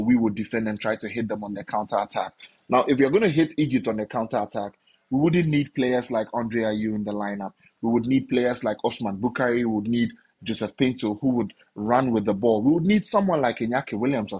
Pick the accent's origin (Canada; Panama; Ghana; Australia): Ghana; I am Ghanaian